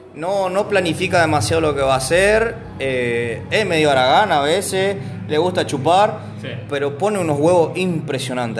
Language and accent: Spanish; Argentina; moved away as an adult; now in Paraguay; soy argentino, nací ahí, estuve mucho tiempo y vine